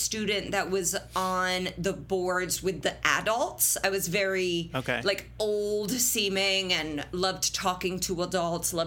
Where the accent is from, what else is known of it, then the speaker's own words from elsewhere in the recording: Indianapolis, Indiana, United States; we grew up in the suburbs of Indianapolis, very close to Fishers, but still in Marion County.